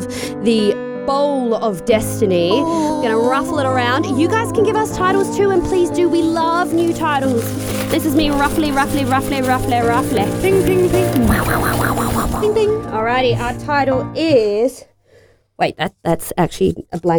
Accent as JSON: {"language": "English", "town": "Queenstown", "region": "Otago", "country": "New Zealand", "tie": "born or raised there", "said": "growing up in Queenstown, which is the adventure capital of the world"}